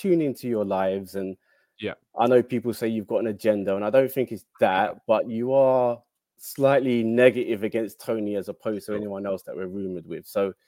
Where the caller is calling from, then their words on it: London, United Kingdom; I'm in London, not too far.